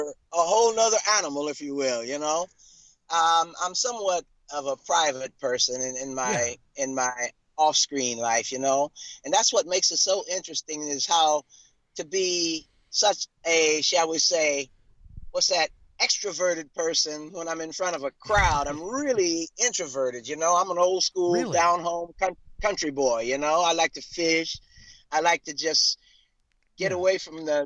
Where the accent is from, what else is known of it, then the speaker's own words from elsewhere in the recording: Columbus, Ohio, United States; also born or lived in West Virginia; If you were raised in Ohio, you were raised in my home state.